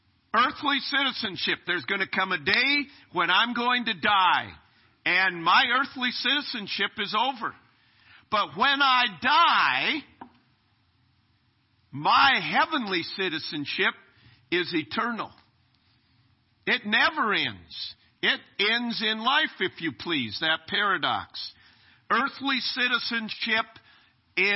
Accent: United States; I'm a citizen of America

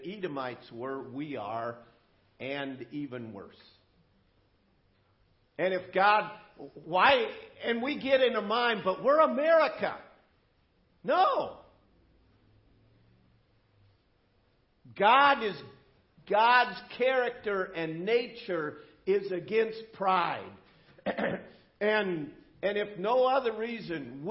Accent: United States; as an American

